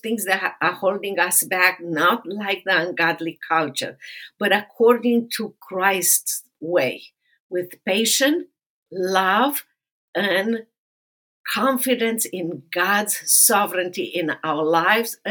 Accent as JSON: {"language": "English", "country": "Romania", "tie": "born or raised there", "moved": "as an adult", "lives_now": "United States", "said": "I grew up in Romania and socialist communist Romania"}